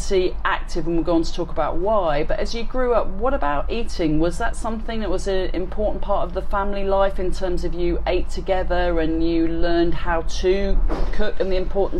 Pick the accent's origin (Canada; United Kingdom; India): India; born there; also born or lived in Malta; So I was born in India and lived in Malta.